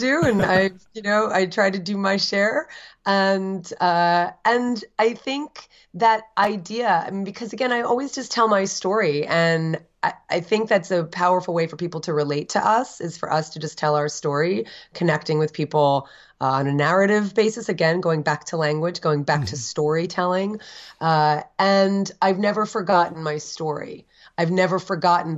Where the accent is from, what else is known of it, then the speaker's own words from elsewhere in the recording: Edison, New Jersey, United States; also born or lived in Summit, New Jersey / Livingston, New Jersey; I was raised in Edison in the first 10 years of my life.